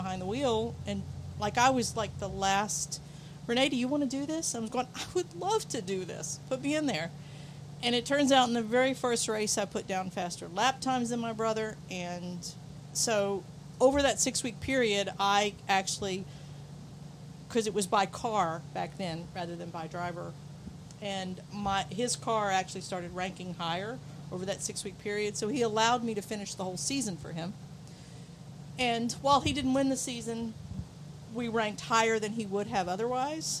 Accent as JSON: {"language": "English", "region": "West Virginia", "country": "United States", "tie": "born or raised there", "said": "I grew up in West Virginia on really curvy roads"}